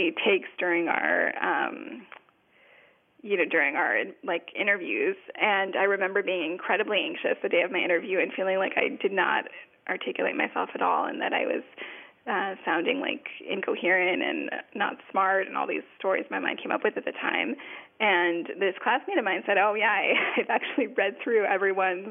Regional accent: Los Angeles, California, United States; I'm from Los Angeles

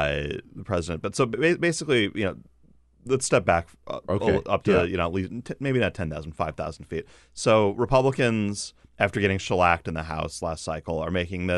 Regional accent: Chicago, Illinois, United States; born or raised there

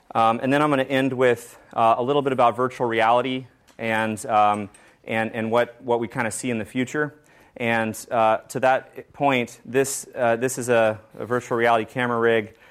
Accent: Georgetown, Texas, United States; I was born in Texas

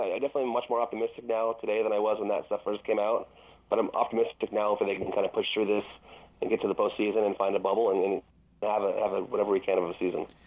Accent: Glendora, California, United States; Glendora, uh, my hometown

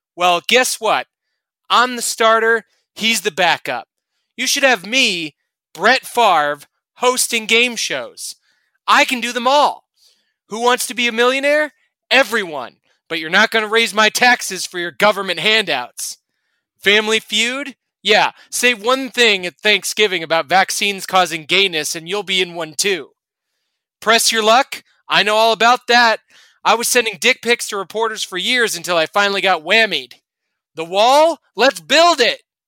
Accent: Kansas City, Missouri, United States; I'm from Kansas City

